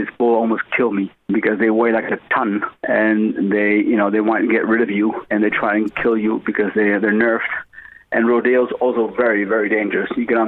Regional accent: Spain; born there; But I was born in Spain.

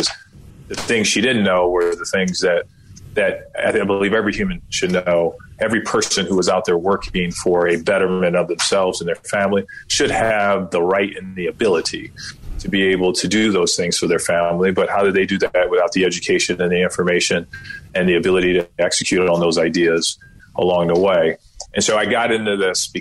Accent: Kankakee, Illinois, United States; also born or lived in Starkville, Mississippi; My background is I'm from Kankakee, Illinois.

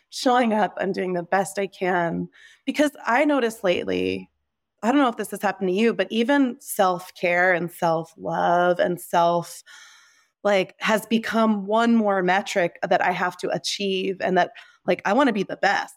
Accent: New Jersey, United States; moved away as an adult; also born or lived in Nepal / California; being here in New Jersey in my hometown, right now

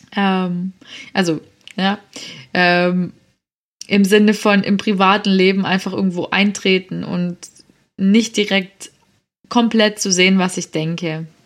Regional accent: Swabia, Baden-Württemberg, Germany; accent: Swabian; bin ich eine stolze Schwäbin und ich komme auch schwätzen

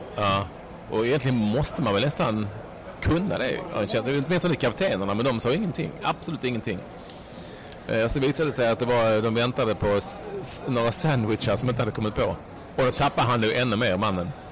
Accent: Sweden; som svensk

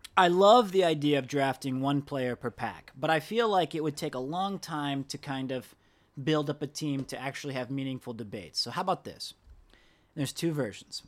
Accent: United States; I'm from America

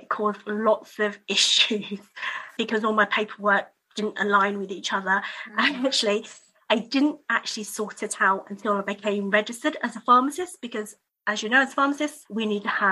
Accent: United Kingdom; born or raised there; also born or lived in Hong Kong

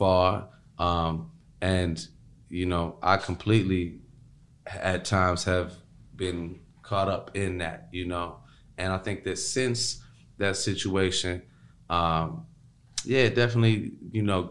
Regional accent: Chicago, Illinois, United States; I'm also coming from Chicago

